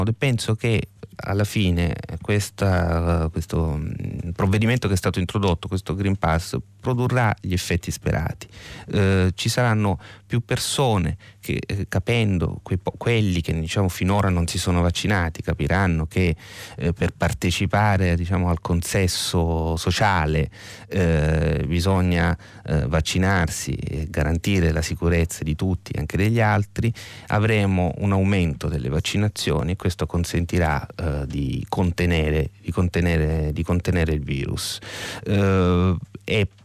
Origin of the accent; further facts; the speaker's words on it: Sicily, Italy; assomiglia alla mia terra di origine che è la Sicilia